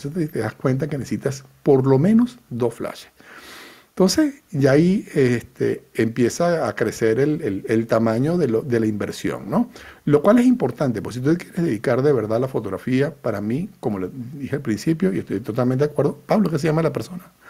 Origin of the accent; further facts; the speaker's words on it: Venezuela; now in Spain; Yo soy venezolano